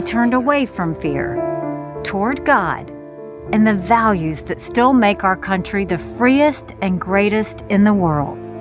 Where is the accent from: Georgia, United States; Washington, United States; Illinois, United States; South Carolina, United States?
South Carolina, United States; I was born and raised in South Carolina